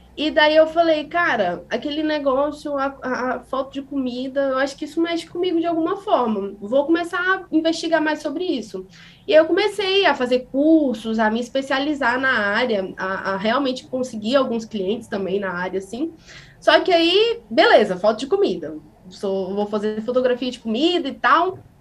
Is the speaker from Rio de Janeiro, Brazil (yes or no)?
no; interior of Espírito Santo, Brazil; eu sou uma pessoa que foi criada no interior, sou do interior do Espírito Santo, numa cidadezinha que faz quase divisa com o sul da Bahia